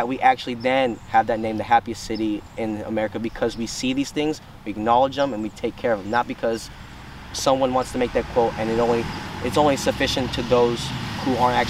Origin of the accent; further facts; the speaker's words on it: San Dimas, California, United States; born there; also born or lived in Paso Robles; now in San Luis Obispo, United States; I've lived in San Luis Obispo for 14 years alone. I was up in Paso Robles County prior to this, and I was born in San Dimas. So, kind of coming from LA County to here